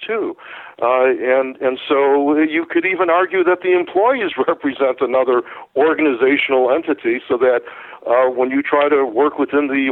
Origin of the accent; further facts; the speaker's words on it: Chicago, Illinois, United States; I'm from Chicago